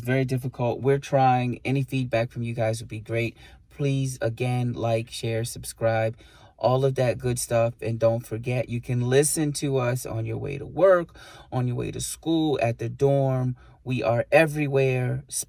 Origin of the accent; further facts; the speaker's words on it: Puerto Rico; born there; also born or lived in Bronx, New York; And although I was born in Puerto Rico, I wasn't fully educated there.